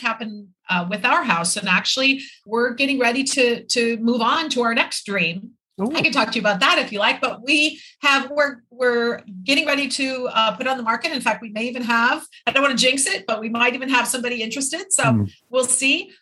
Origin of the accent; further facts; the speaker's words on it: Minneapolis, Minnesota, United States; moved away as an adult; also born or lived in Irvine, California / Florida; now in Isla Mujeres, Mexico; my hometown in Minneapolis